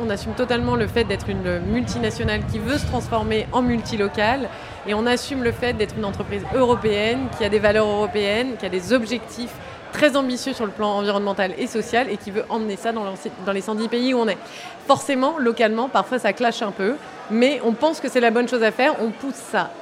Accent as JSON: {"language": "French", "region": "Provence-Alpes-Côte d'Azur", "country": "France", "said": "je suis provençale."}